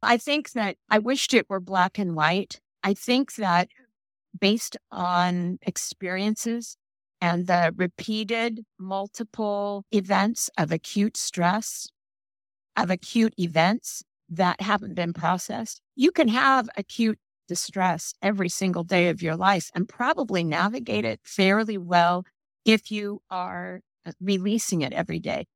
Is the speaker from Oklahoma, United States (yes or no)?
no; Oakland, California, United States; I was raised in East Oakland, California